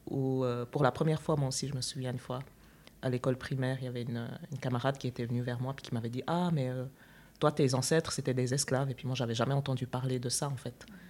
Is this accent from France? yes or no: no; Switzerland; also born or lived in Chad; je suis née au Tchad et puis je suis arrivée en, Suisse, j'avais 5 ans